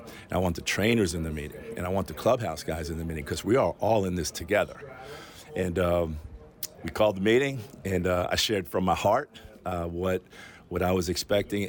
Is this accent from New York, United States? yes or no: yes; New York, United States; I grew up in New York